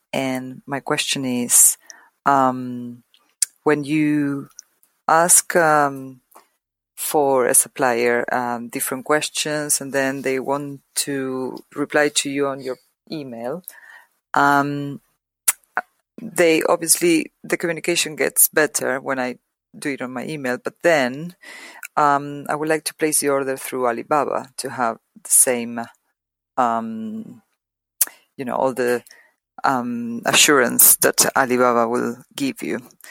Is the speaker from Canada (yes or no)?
no; Argentina; now in London, United Kingdom; I am from Argentina, but I am living in London